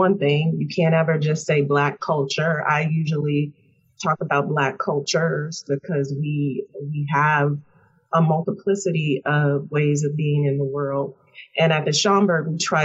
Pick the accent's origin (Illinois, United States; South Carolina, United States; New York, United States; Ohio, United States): Illinois, United States; Chicago; moved away; I am a native of the South Side of Chicago